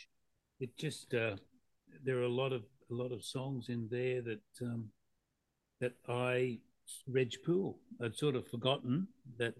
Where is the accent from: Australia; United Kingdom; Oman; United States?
Australia; Mackay, Queensland; moved away as an adult; I left my hometown of Mackay